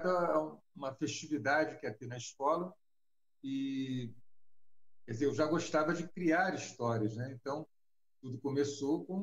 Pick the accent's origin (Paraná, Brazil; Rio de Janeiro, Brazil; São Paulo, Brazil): Rio de Janeiro, Brazil; do Rio de Janeiro do bairro de Botafogo, né? sou carioca, e meu trabalho é, praticamente sempre se deu no Rio de Janeiro